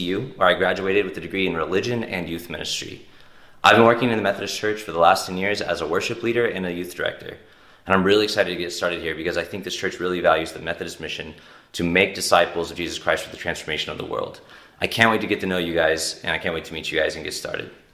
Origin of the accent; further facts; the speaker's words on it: Broken Arrow, Oklahoma, United States; I was raised in Oklahoma, and I graduated from Broken Arrow in two thousand and nine